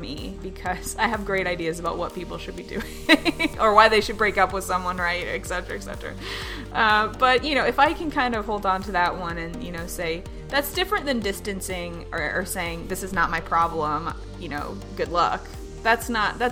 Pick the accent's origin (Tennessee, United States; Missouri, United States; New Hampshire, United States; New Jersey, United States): Tennessee, United States; growing up in Tennessee in the South